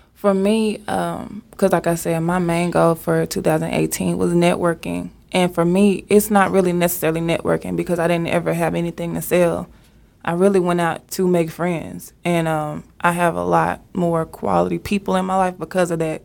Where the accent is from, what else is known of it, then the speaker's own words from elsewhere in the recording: Dallas, Texas, United States; I'm from Oak Cliff, Texas